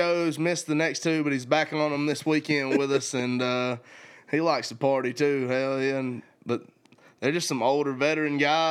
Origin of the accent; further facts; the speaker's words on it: Watkinsville, Georgia, United States; Full Moon Studio in Watkinsville, Georgia, my hometown.